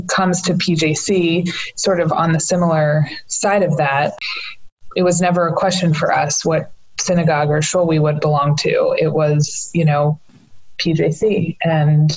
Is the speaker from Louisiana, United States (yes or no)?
no; Pikesville, Maryland, United States; grown up here in the Pikesville area my whole life